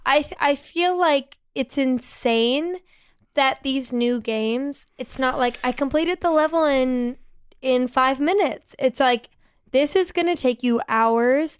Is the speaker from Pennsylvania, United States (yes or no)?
yes; Philadelphia, Pennsylvania, United States; I'm from Philly